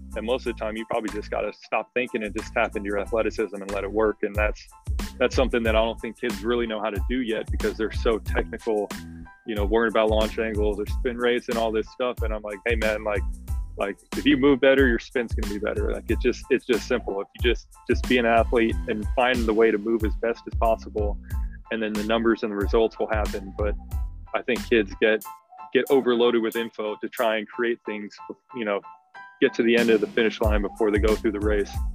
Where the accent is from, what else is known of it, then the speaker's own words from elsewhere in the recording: the Bay Area, California, United States; we're all from the Bay